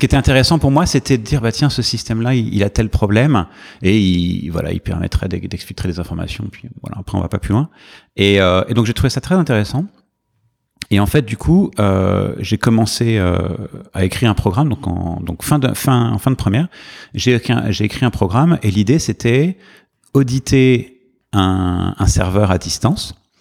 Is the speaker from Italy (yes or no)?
no; Paris, Île-de-France, France; moved away as an adult; now in New York, United States; J'ai grandi à Paris